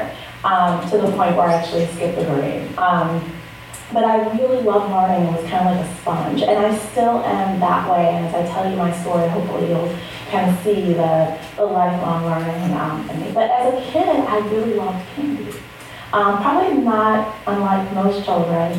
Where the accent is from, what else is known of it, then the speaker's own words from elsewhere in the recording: New York City, New York, United States; I grew up in the Bronx